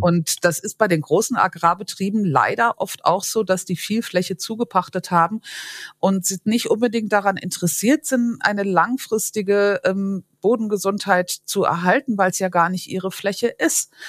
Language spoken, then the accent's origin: German; Vorderpfalz, Rhineland-Palatinate, Germany; ich komme aus der Vorderpfalz